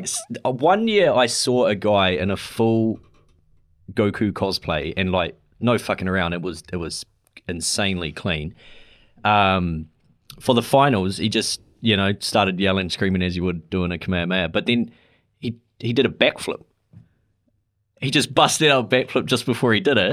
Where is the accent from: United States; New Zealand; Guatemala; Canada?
New Zealand; as a New Zealander moving over there.